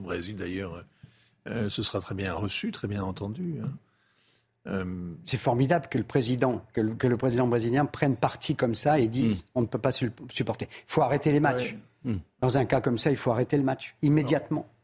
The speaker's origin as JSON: {"language": "French", "town": "Paris", "region": "Île-de-France", "country": "France", "tie": "born or raised there", "said": "je suis né à Belleville"}